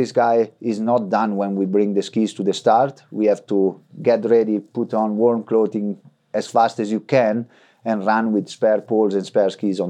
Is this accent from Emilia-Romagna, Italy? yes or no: yes; Frassinoro, Emilia-Romagna, Italy; We have a big tradition in cross-country skiing in my town, in Frassinoro